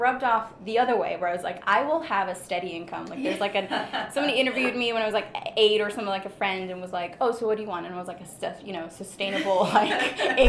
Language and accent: English; Germany; English is a second language; so I'm actually born and raised in Germany, the accent's very deceiving.